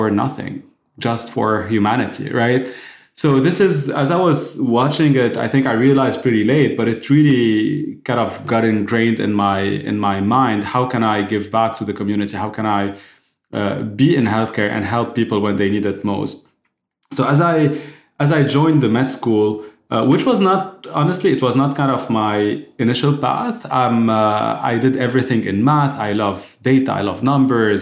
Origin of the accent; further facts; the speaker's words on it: Lebanon; I was born and raised in Lebanon